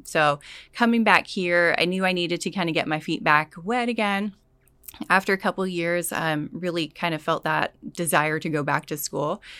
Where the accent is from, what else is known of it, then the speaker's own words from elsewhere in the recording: California, United States; moved away as an adult; also born or lived in Hungary; originally I'm from California, born and raised there